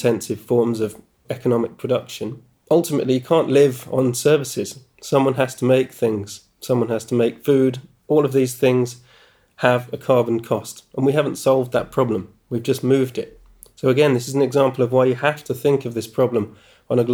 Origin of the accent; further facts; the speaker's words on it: United Kingdom; doing it as a British person